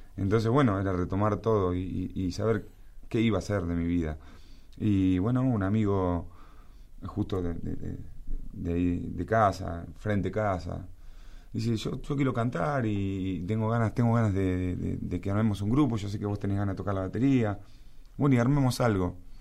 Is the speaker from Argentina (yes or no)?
yes; La Plata, Buenos Aires Province, Argentina; en mi ciudad, en La Plata, este, mis abuelos tanos, casa grande